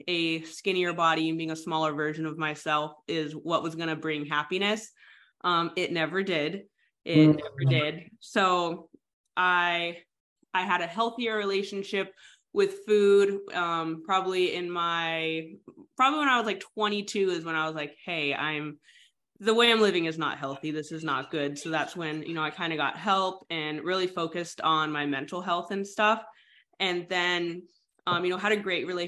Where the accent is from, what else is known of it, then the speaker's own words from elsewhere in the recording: San Diego, California, United States; moved away as an adult; now in Virginia, United States; I'm from San Diego, so definitely not used to the humidity